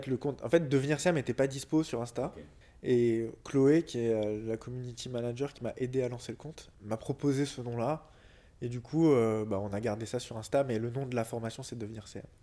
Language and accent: French; Lyon, Auvergne-Rhône-Alpes, France; Je suis né en 88 à Lyon.